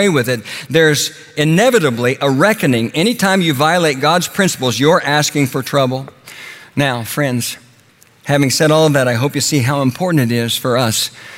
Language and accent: English; Oklahoma, United States; When I was a boy growing up in Oklahoma